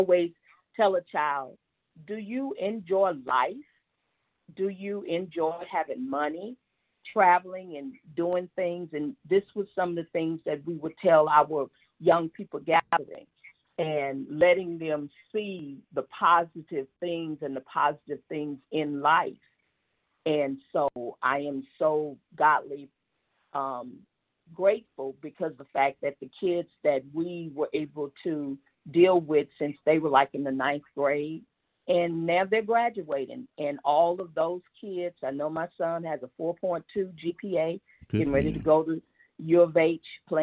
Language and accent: English; Houston, Texas, United States; I grew up, so I was born in Fifth Ward on Coke Street